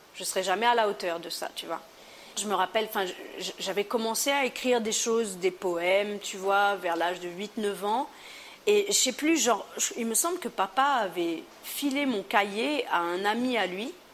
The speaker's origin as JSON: {"language": "French", "country": "Réunion", "also_born_or_lived": "Montpellier", "moved": "as an adult", "said": "Je viens de la Réunion, c'est la France, mais pas tout le temps."}